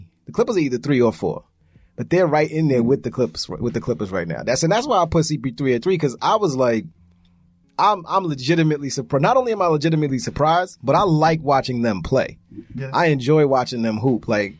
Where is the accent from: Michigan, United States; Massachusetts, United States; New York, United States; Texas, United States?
New York, United States; And I'm from New York.